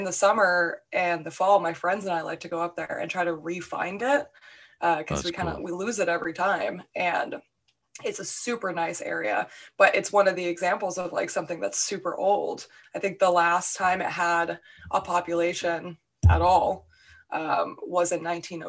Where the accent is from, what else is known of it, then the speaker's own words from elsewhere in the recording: New Hampshire, United States; I'm pretty open about the fact that I'm from New Hampshire